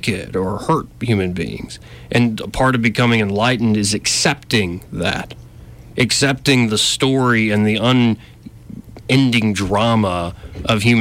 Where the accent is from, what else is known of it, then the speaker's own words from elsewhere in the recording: Alabama, United States; I'm born and raised in Alabama